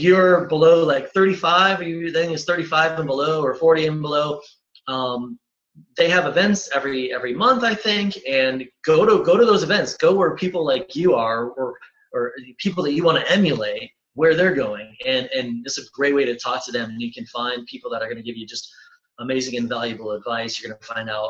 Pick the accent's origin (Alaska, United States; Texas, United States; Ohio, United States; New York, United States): Ohio, United States; Cleveland; I'm originally from Cleveland